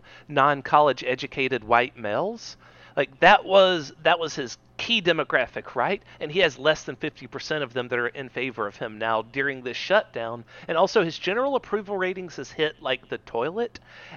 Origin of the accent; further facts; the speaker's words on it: Southeast Georgia, United States; we're white males from Southeast Georgia that are Democrats.